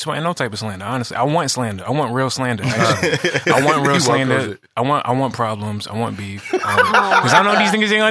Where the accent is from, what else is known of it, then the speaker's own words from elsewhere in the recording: New York City, New York, United States; But we call it Bronxdale, Bronxdale Projects. I've been here my whole life, still there